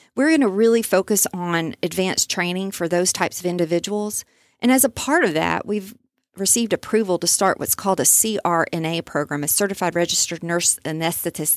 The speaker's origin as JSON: {"language": "English", "town": "Overton", "region": "Texas", "country": "United States", "tie": "born or raised there", "said": "I grew up in Overton, so I, I know a lot about East Texas"}